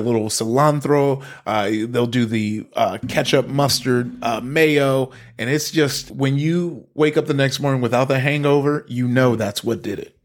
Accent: Compton, California, United States; also born or lived in Long Beach, California; I grew up in Compton, uh, went from Compton to, um, to, to Long Beach, Northside Long Beach.

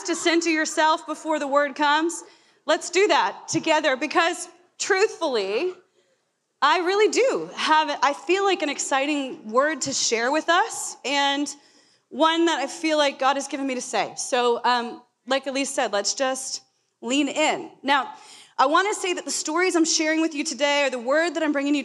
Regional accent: Florida, United States; now in Portland, United States; I grew up in Florida

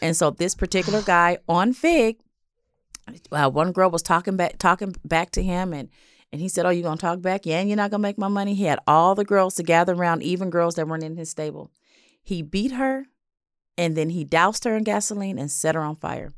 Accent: Los Angeles, California, United States; I grew up in South L

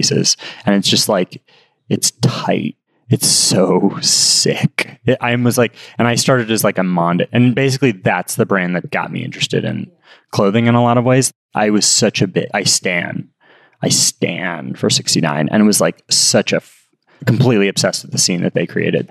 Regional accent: Los Angeles, California, United States; we grew up in Hancock Park.

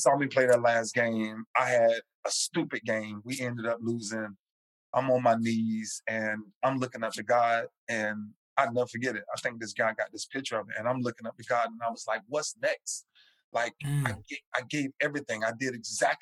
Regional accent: Lakeland, Florida, United States; my hometown in Lakeland

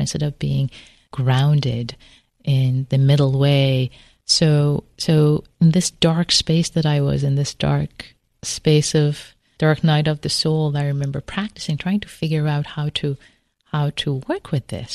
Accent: Tehran, Tehran Province, Iran; moved away; also born or lived in Berkeley, California; I grew up in Tehran

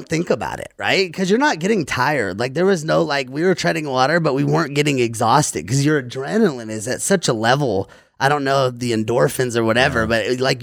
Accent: Louisiana, United States; I'm from Louisiana, so I grew up in the South

